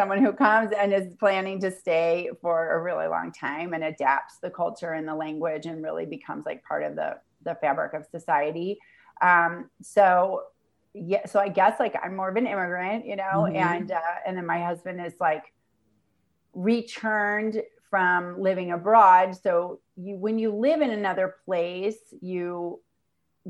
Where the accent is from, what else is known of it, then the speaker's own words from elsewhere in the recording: St. Louis, Missouri, United States; moved away as an adult; also born or lived in New York City, United States; now in El Salvador; St. Louis, which is my hometown